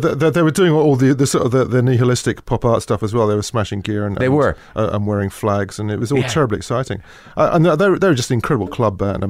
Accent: London, United Kingdom; Grew up in London.

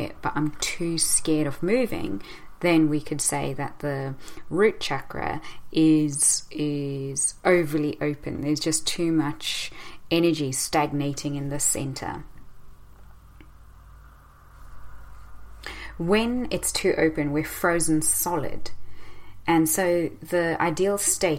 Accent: South Africa; moved away; growing up in South Africa, constantly afraid that we may get attacked.

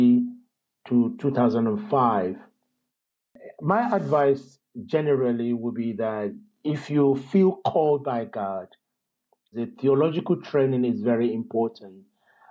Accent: Lagos, Nigeria; moved away as an adult; also born or lived in London, United Kingdom; I was born in London, but I was raised in Nigeria, probably from around about age 3.

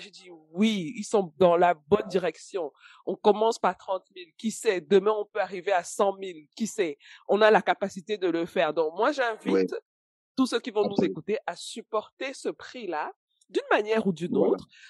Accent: Cameroon; chez nous au Cameroun

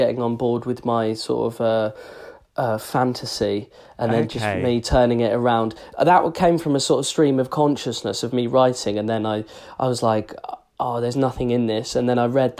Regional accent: England, United Kingdom; as English people, we're not aggressive

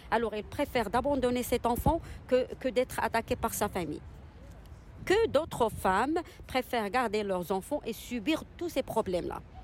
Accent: Casablanca, Casablanca-Settat, Morocco; Je suis marocaine. Euh, d'origine de, de Je suis née à Casa.

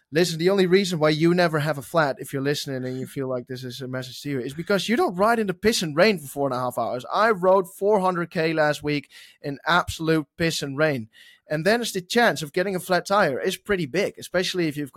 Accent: Oklahoma, United States; from Oklahoma racing

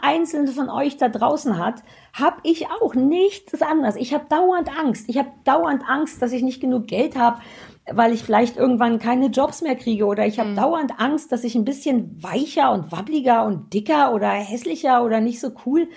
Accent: Germany; sehr offen groß geworden in der DDR.

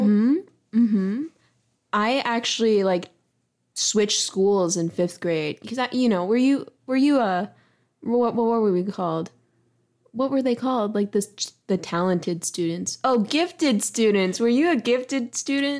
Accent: Charlotte, North Carolina, United States; accent: twang; moved away as an adult; also born or lived in Chicago, Illinois / Lockport, Illinois; now in Columbus, United States; there's an insane amount of diversity in Charlotte, North Carolina, where I'm from

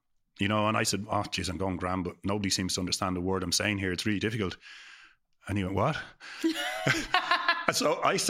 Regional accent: Dublin, Leinster, Ireland; And so the girls I grew up with in Perrystown, Crumlin, who would always say to me growing up, how's it going?

